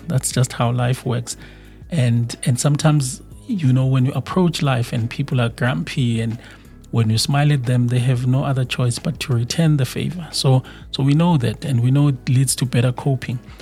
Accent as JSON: {"language": "English", "country": "South Africa", "said": "in my home country, South Africa"}